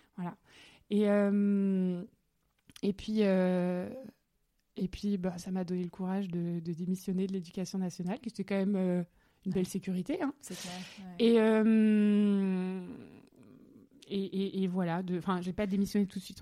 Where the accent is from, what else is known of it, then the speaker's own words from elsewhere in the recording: Alsace, Grand Est, France; nous venons d'Alsace, voilà, que mes parents sont à Strasbourg aujourd'hui